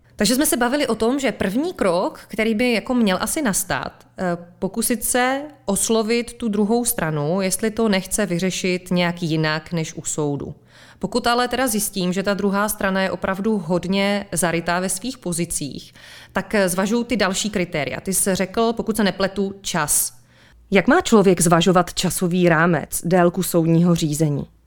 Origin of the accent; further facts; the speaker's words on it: Czechia; jsme my Češi trochu sudičský národ